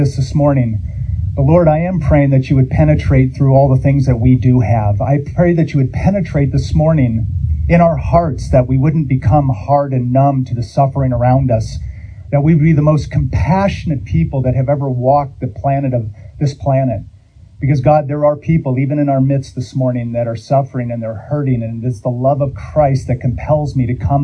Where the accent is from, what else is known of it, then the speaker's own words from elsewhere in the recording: California, United States; I'm from California